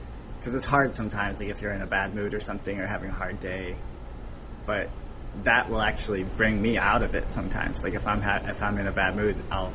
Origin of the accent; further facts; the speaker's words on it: north of Chicago, Illinois, United States; I grew up north of Chicago